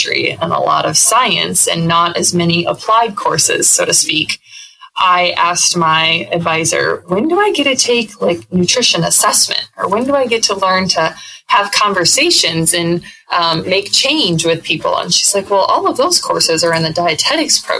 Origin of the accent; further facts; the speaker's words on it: Northwest Iowa, United States; moved away as an adult; Being born and raised in Northwest Iowa